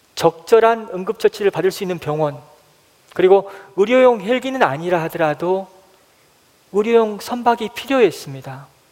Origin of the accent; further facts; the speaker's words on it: Haenam, South Jeolla, South Korea; moved away; 제 고향은 해남 땅끝 마을에서 배를 타고 30분가량 들어가야 하는 노하도라는 섬입니다